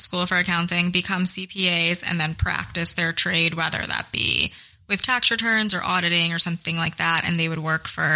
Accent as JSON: {"language": "English", "town": "Middletown", "region": "New Jersey", "country": "United States", "tie": "born or raised there", "said": "I am from a town called Middletown, which is in central Jersey along the shore. So I grew up going to the beach a lot and I went to high school in Red Bank"}